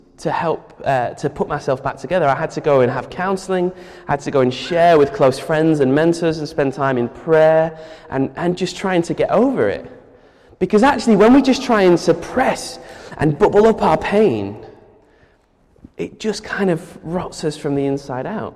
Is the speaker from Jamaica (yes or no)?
no; United Kingdom; as a British person